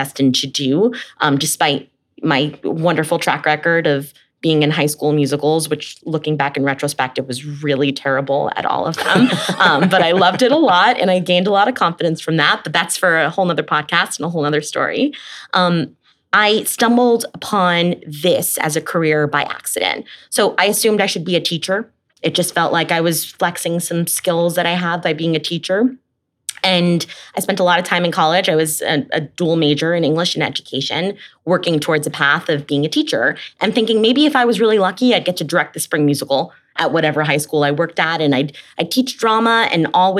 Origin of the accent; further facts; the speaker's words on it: New Jersey, United States; I grew up in New Jersey